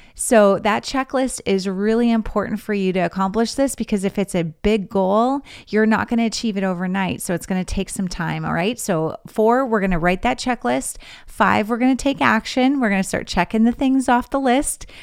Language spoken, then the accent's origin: English; Grand Forks, North Dakota, United States; moved away as an adult; also born or lived in Missouri; my hometown in Grand Forks, North Dakota